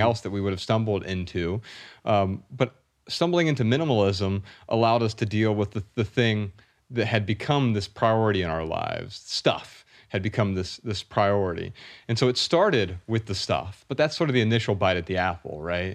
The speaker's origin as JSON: {"language": "English", "town": "Dayton", "region": "Ohio", "country": "United States", "tie": "born or raised there", "said": "Ryan and I grew up really poor in Dayton, Ohio"}